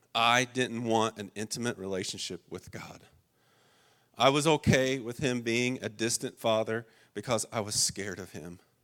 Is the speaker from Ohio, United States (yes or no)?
yes; Otway, Ohio, United States; now in Cincinnati, United States; I grew up in the holler. I grew up in Otway, Ohio